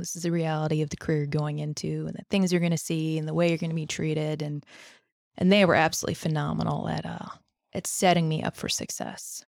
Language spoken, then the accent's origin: English; Northern Virginia, United States; Grew up in Northern Virginia and around Northern Virginia